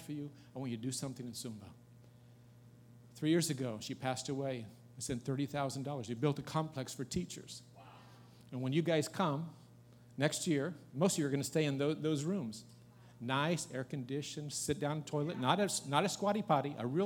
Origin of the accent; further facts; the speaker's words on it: United States; I'm an American.